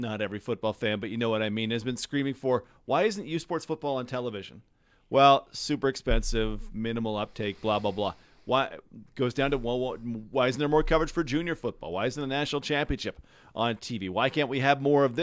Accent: near Calgary, Alberta, Canada; When I was a kid, I grew up right near Calgary

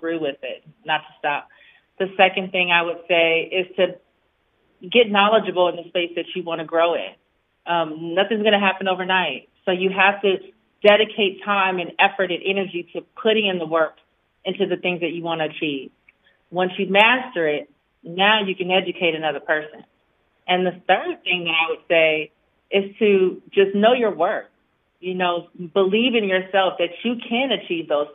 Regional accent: Los Angeles, California, United States; I grew up in South Central Los Angeles

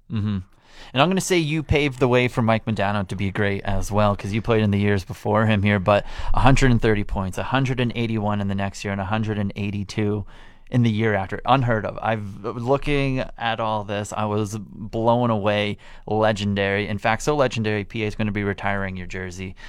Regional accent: Canada; growing up in Canada

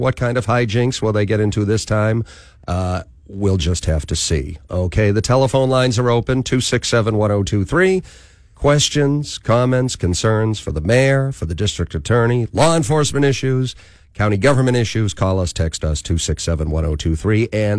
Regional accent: Boston, Massachusetts, United States; And we did have a lot of skiing just, you know, in north of where I grew up in New England.

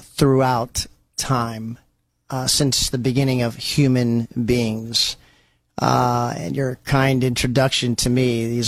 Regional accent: Canton, Ohio, United States; we've native Stark County, born and raised in Canton, Ohio.

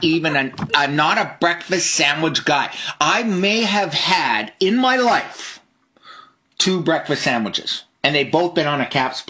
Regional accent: Canada; being a Canadian

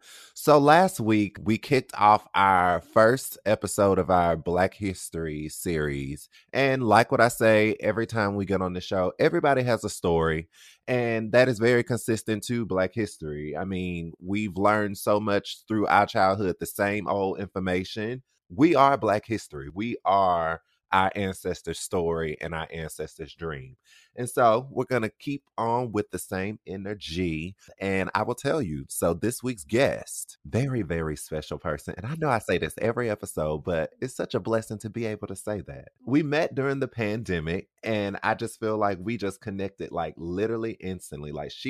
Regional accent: South Carolina, United States; Yeah, I don't really know NC like that. Because I'm from South Carolina as well.

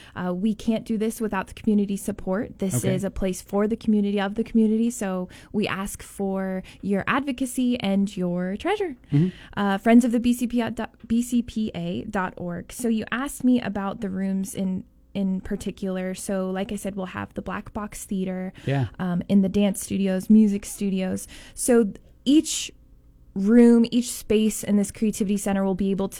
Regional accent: California, United States; moved away as an adult; also born or lived in Ukraine; I grew up, born and raised in California

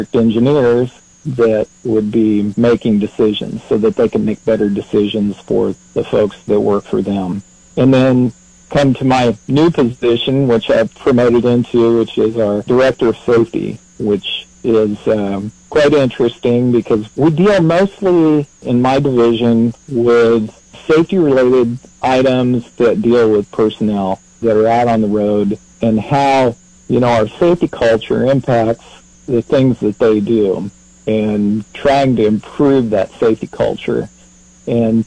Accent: Unionville, Missouri, United States; moved away as an adult; also born or lived in Springfield, Missouri / Kansas City; now in Topeka, United States; you and I both graduated from Putnam County High School in Unionville, Missouri.

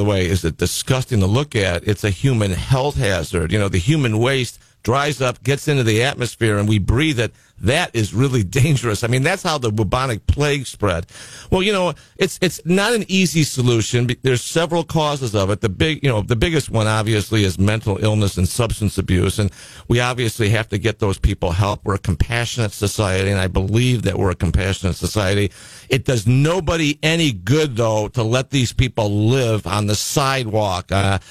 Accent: Chicago, Illinois, United States; now in California, United States; I'm from Chicago originally

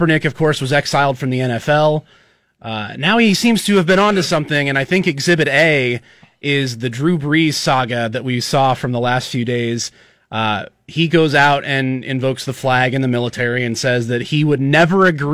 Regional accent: Nebraska, United States; We're born and raised in Nebraska. You had some time in Illinois for college, but born and raised in Nebraska, both of us.

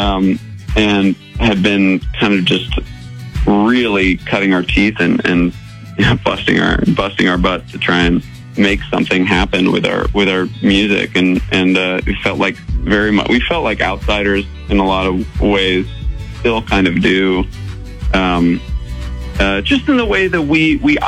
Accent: upstate New York, United States; now in California, United States; growing up in upstate New York, I was in the middle of the woods and the freezing cold

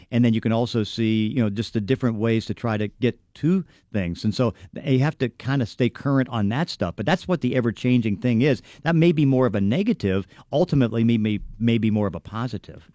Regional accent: Braddock, Pennsylvania, United States; I'm from Braddock, so it's like I'm kinda humble.

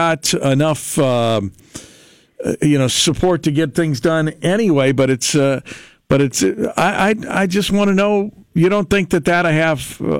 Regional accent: United States; But I sit back as an American

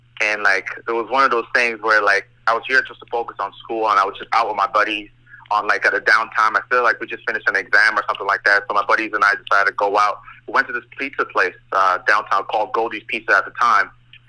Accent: Fort McMurray, Alberta, Canada; also born or lived in Nigeria; I'm from Fort Mac, man. I grew up in Timberley.

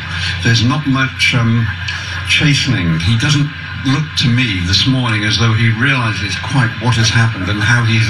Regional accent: United Kingdom; In Britain, we would call him an ass, a silly ass.

